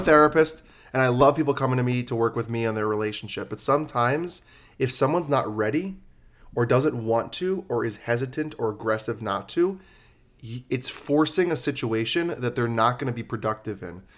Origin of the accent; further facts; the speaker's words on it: New York, United States; now in Las Vegas, United States; I'm from New York